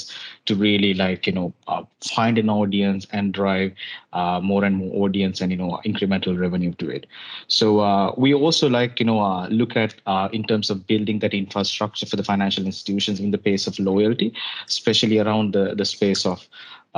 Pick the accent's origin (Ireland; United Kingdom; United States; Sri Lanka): Sri Lanka; moved away as an adult; now in Singapore; from Sri Lanka. Moved to Singapore in 2019.